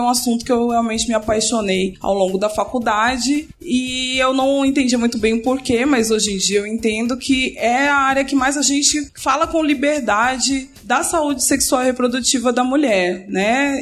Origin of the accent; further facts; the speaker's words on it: São Paulo, Brazil; moved away as an adult; also born or lived in Niterói; eu sou nascida aqui em São Paulo, mas me mudei em 2010 para Niterói para fazer faculdade de medicina.